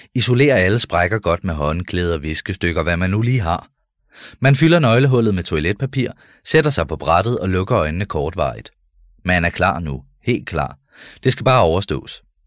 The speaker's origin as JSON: {"language": "Danish", "town": "Nørre Ørum", "country": "Denmark", "tie": "born or raised there", "moved": "yes"}